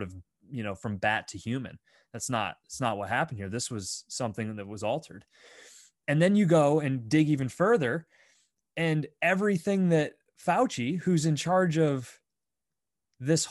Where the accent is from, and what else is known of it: United States